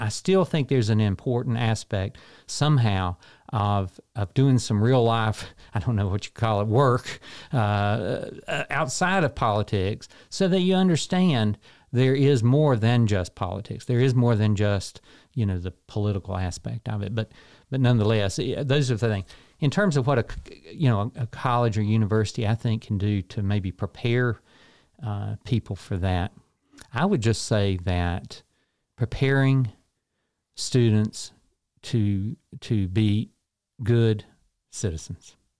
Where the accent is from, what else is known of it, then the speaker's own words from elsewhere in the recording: Morganton, North Carolina, United States; moved away as an adult; now in Shelby, United States; I grew up in Morganton